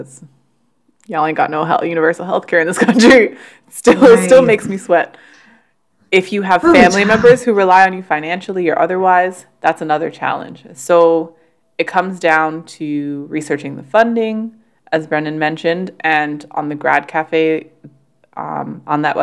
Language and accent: English; Canada; despite being Canadian